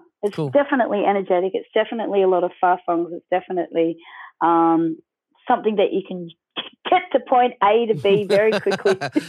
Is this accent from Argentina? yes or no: no; Australia; I mean, you know, we're Aussie, and our roots are totally, you know, rock and roll all the way.